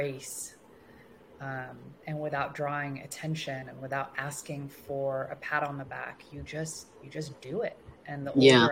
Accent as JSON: {"language": "English", "town": "Los Angeles", "region": "California", "country": "United States", "tie": "born or raised there", "also_born_or_lived": "Tehran, Iran", "said": "we finally landed in Los Angeles. And this is where I grew up and where I still currently reside"}